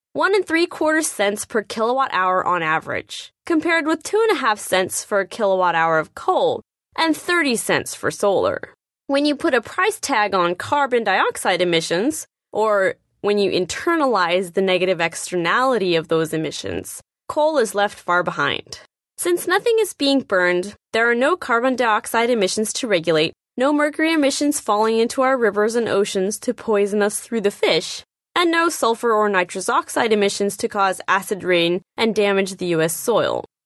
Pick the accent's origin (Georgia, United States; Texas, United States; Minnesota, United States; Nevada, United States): Nevada, United States; my home state of Nevada